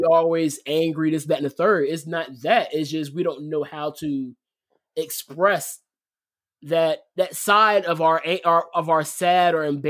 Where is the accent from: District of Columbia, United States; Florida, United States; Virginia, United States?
Virginia, United States; Portsmouth; I'm from Portsmouth.